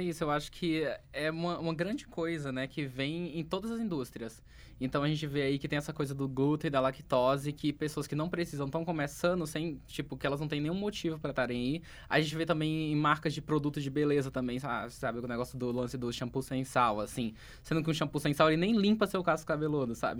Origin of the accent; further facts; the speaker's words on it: Acre, Brazil; moved away; que eu sou do Acre, né? Uma pessoa perdida do Acre